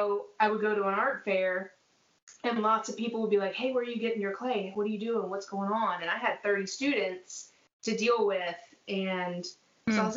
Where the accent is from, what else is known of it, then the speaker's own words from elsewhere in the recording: Durham, North Carolina, United States; I grew up in Durham, North Carolina